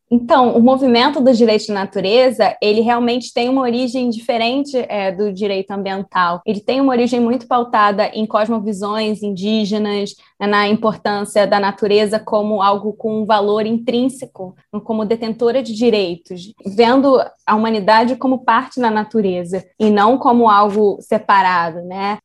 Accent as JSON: {"language": "Portuguese", "region": "Rio de Janeiro", "country": "Brazil", "said": "eu sou carioca, eu moro aqui no Rio"}